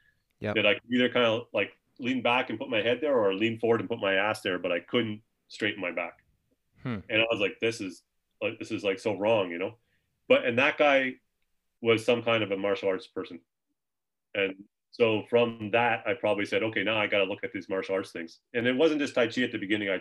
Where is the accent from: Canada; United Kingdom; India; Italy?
Canada; Halifax, Nova Scotia; moved away as an adult; also born or lived in Tucson, Arizona; I grew up in Halifax, Nova Scotia in the 80s, 1980s.